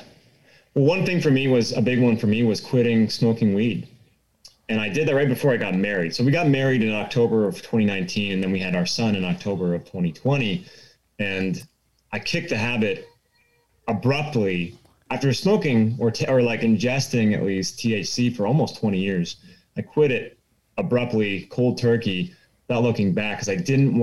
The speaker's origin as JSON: {"language": "English", "region": "Southern California", "country": "United States", "also_born_or_lived": "Los Angeles / Eastern Washington", "moved": "as an adult", "lives_now": "North Idaho, United States", "said": "I'm a California guy. I'm originally from Southern California"}